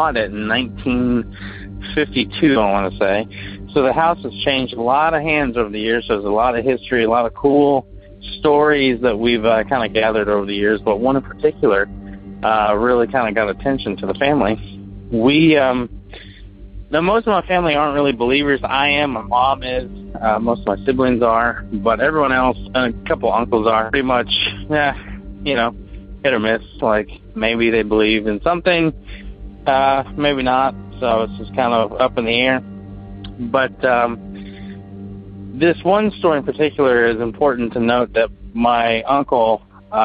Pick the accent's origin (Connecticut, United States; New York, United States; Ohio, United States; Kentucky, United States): Kentucky, United States; Bardstown; now in Louisville, United States; Originally I'm from Bardstown, Kentucky, the bourbon capital of the world.